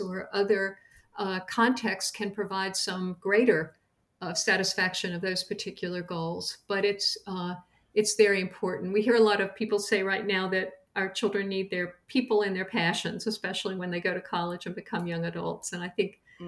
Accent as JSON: {"language": "English", "area": "Madison County", "region": "North Carolina", "country": "United States", "tie": "born or raised there", "said": "I grew up in Madison County, North Carolina, in the beautiful mountains in a rural community"}